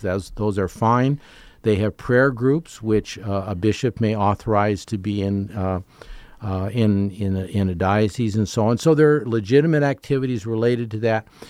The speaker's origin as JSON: {"language": "English", "country": "Canada", "tie": "born or raised there", "moved": "yes", "said": "as a Canadian growing up"}